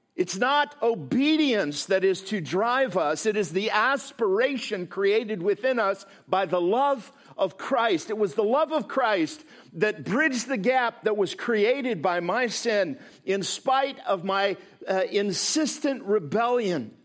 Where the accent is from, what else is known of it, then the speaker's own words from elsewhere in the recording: Midwest, United States; also born or lived in Chicago; I come from the Midwest